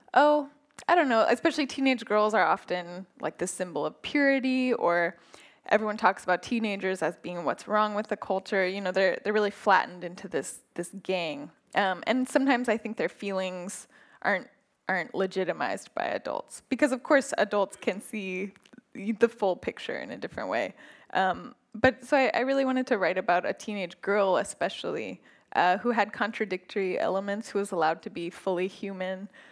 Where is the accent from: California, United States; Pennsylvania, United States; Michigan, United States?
California, United States; Northern; moved away; growing up in Northern California